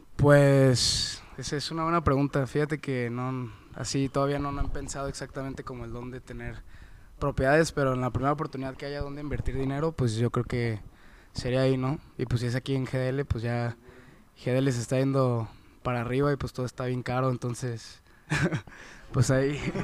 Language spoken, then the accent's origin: Spanish; Mexico; also born or lived in United States; uno que es nacido mexicano